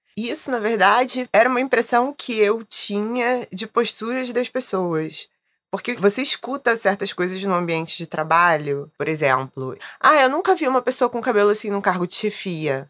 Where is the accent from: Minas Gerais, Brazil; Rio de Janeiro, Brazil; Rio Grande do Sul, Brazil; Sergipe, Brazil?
Rio de Janeiro, Brazil; Sou carioca